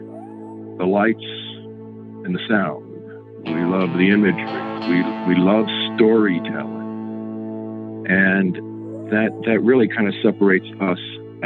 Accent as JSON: {"language": "English", "town": "Philadelphia", "region": "Pennsylvania", "country": "United States", "tie": "born or raised there", "said": "I grew up in Philadelphia"}